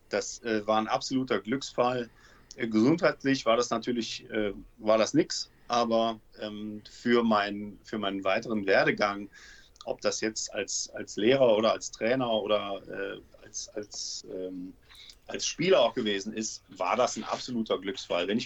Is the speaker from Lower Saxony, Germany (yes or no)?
no; Aachen, North Rhine-Westphalia, Germany; now in Cologne, Germany; Ich bin mit dem Studium ähm, bin ich nach Köln gezogen